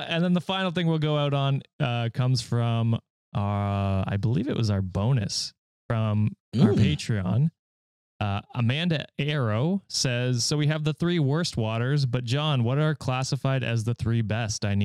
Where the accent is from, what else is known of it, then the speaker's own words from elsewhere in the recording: Finland; English is a second language; I'm from Finland.